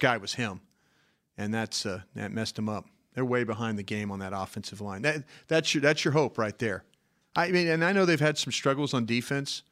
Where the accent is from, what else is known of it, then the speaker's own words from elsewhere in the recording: Dallas, Texas, United States; I'm from Dallas, Texas